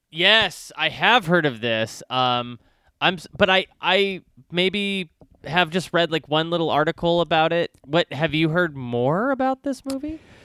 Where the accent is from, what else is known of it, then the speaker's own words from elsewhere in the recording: Texas, United States; I grew up in Texas